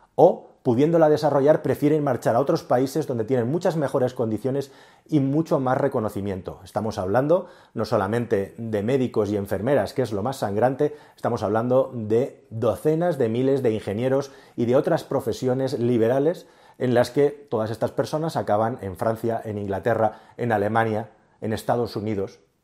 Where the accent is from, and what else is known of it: Spain